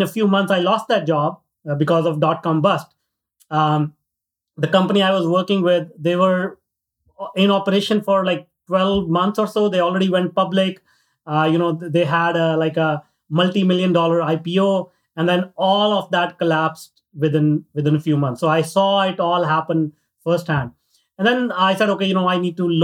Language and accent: English; northern India, India; moved away; I grew up in India in a very, very small town, north part of India.